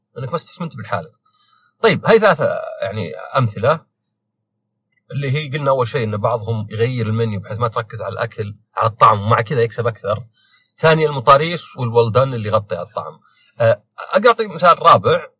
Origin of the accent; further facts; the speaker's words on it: Saudi Arabia; أنا سعودي